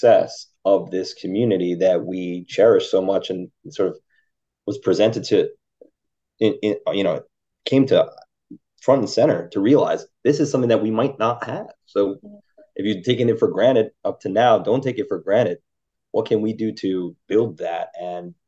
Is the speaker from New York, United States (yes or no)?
yes; Westchester, New York, United States; also born or lived in Philadelphia; now in New York City, United States; I'm from Westchester originally, so I grew up like about a half hour, 45 minutes outside the city, tri-state area